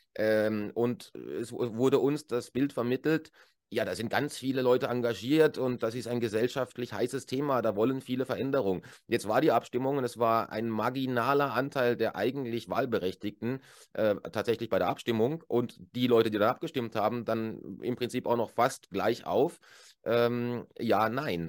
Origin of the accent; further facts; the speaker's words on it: Germany; moved away as an adult; now in Switzerland; als Deutscher, der jetzt äh, über zehn Jahre hier lebt